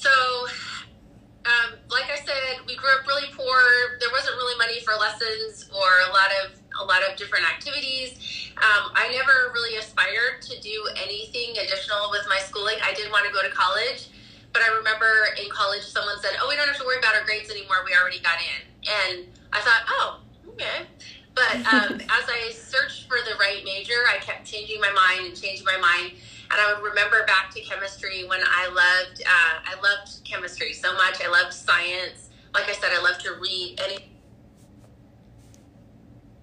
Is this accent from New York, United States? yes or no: no; Idaho, United States; also born or lived in Hawaii; now in Salt Lake City, United States; I grew up in Idaho